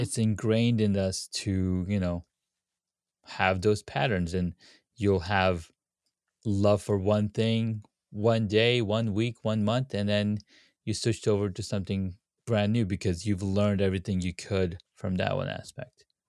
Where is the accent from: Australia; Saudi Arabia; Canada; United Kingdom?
Saudi Arabia; moved away; I grew up in Saudi Arabia